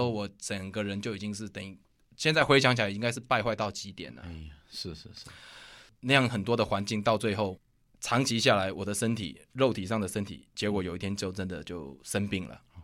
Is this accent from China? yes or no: no; Kaohsiung, Taiwan; 我是住在高雄南部的左营